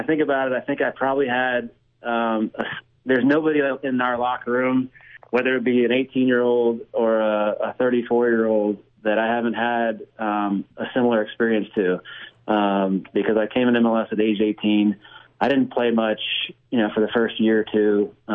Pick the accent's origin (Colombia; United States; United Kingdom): United States; Texas; but you wouldn't know that I'm from Texas, I guess, by the accent.